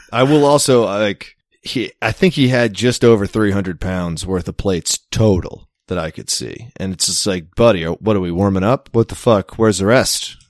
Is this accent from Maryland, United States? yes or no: yes; Maryland, United States; moved away; I'm from Maryland